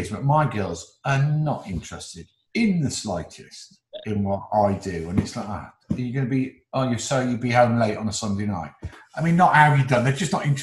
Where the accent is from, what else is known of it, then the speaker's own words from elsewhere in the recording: Newcastle, North East England, United Kingdom; also born or lived in Oxford; I was born in Oxford, but I only spent like 4 years of my life there. And then we went up to the northeast to Newcastle